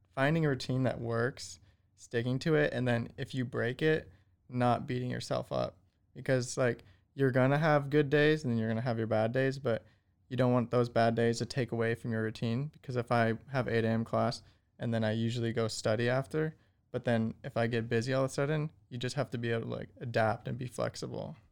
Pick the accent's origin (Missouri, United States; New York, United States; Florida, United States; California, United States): California, United States; Malibu; moved away as an adult; now in Waco, United States; I'm originally from Malibu, California